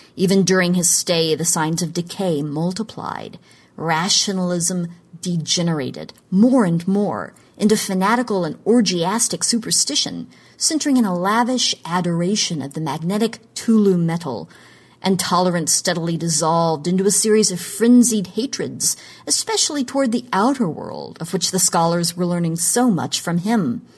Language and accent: English; Oklahoma, United States; moved away; in my home state of Oklahoma